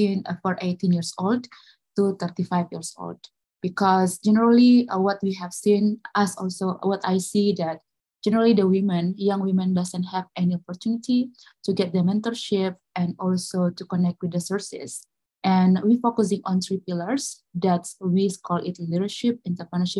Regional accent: Makassar, South Sulawesi, Indonesia; I am from Makassar, South Sulawesi, Indonesia.

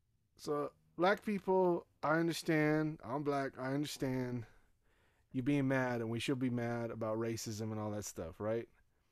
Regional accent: Nigeria; But Nigerians are some of the most racist people I ever met in my life. And I'm saying that from being Nigerian.

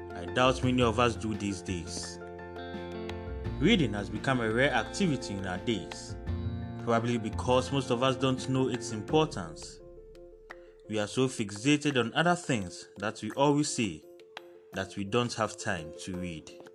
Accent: Ghana; As a Ghanaian author

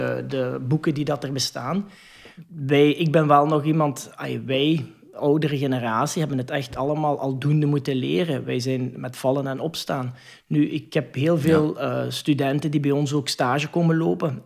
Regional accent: Hasselt, Flanders, Belgium; PXL bijvoorbeeld bij ons in Hasselt

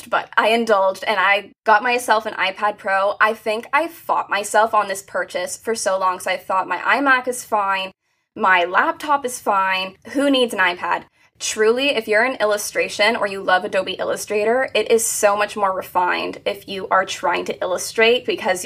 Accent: Hamilton, Ontario, Canada; also born or lived in Toronto area; I am from a small town just outside of Toronto. I'm about like a 45-minute drive. It's called Hamilton, right in Canada

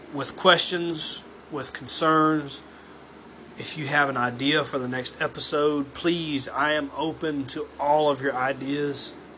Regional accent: Waynesboro, Georgia, United States; I'm from Waynesboro, Georgia

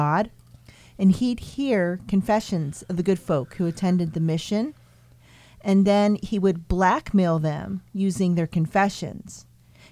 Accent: Lehigh Valley, Pennsylvania, United States; we're all from the Lehigh Valley

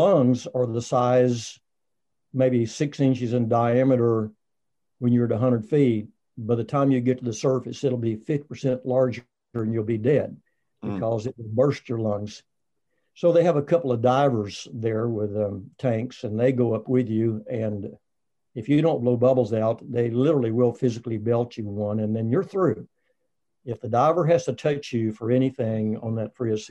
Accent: Texas, United States; I'm from Texas

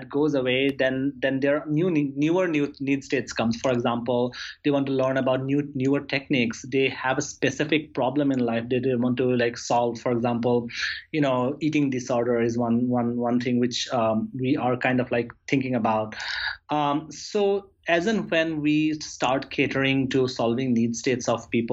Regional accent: Assam, India; also born or lived in New York; now in San Francisco, United States; It's my homeland. It's state in India

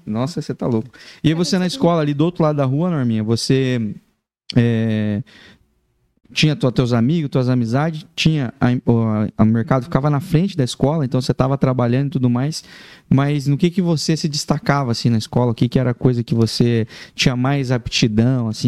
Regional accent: Laranjeiras do Sul, Paraná, Brazil; moved away; Sou, sou do Laranjeiro do Sul

